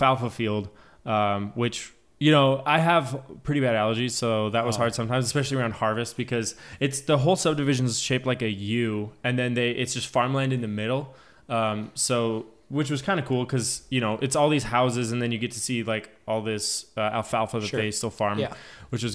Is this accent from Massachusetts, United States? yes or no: no; Bozeman, Montana, United States; I guess technically I didn't really grow up in Bozeman. I was like in between Bozeman and Belgrade